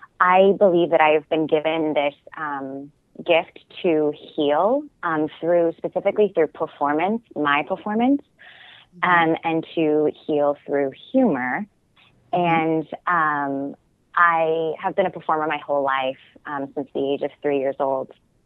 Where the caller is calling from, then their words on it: New York, United States; I'm calling from New York.